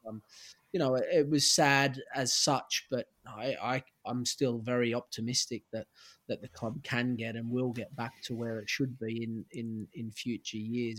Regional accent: Sydney, New South Wales, Australia; moved away as an adult; also born or lived in Stockport, England; my hometown club

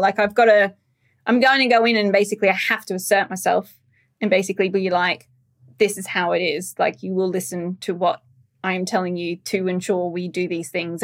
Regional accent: Australia; moved away; being Australian, uh, we, as a culture, Australians, we're a lot more direct

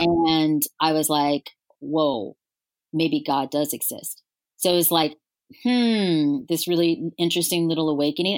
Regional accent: Louisiana, United States; moved away; I'm originally from Louisiana

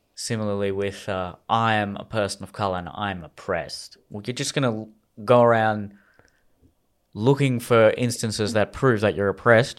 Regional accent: Australia; I was just born in Australia. I was just born to Indian parents.

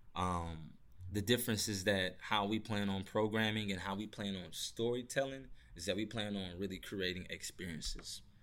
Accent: St. Louis, Missouri, United States; I'm from Saint Louis, Missouri

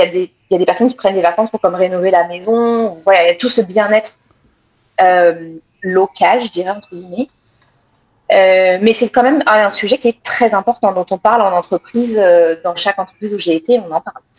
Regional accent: France; accent: French; now in Quebec, Canada; avec mon accent, ils entendent tout de suite que je viens de France

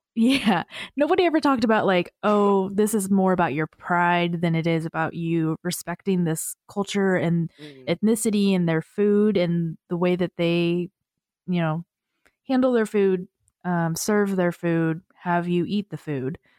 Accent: United States; as a Asian American in America

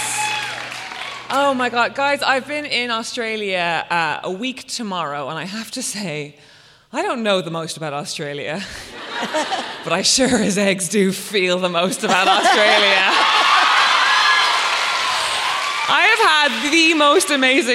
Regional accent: Ireland; I was a teenager growing up in Ireland in 2002

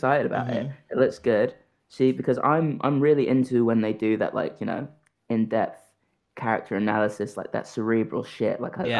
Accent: United Kingdom; I am aggressively British.

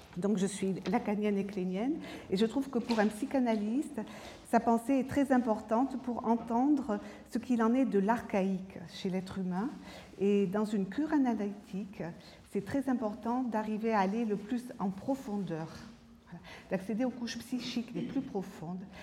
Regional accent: France; je suis française

